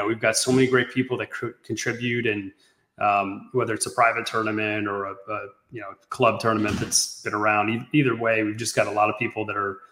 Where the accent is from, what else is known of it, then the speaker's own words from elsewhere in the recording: Sarasota, Florida, United States; I grew up in Sarasota, Florida